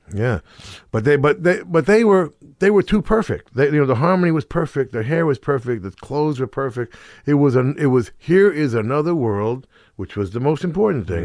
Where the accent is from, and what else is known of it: Middletown, New Jersey, United States; born or raised there